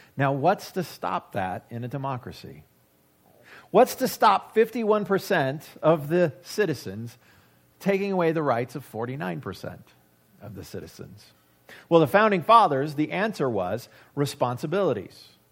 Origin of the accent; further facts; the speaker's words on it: United States; I have as an American